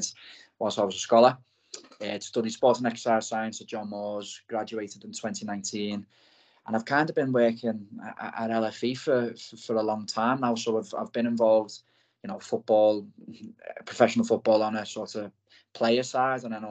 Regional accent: Liverpool, North West England, United Kingdom; also born or lived in Blackpool; I'm from Liverpool, as the accent probably gives away

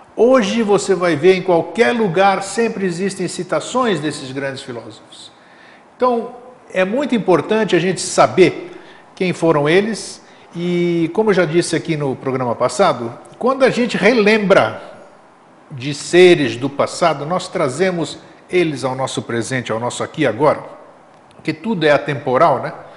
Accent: Greece; also born or lived in São Paulo, Brazil; now in Florianópolis, Brazil; para a Grécia, para minha terra natal

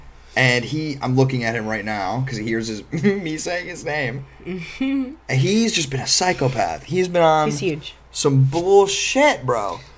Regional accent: Northeast Ohio, United States; we're from Northeast Ohio.

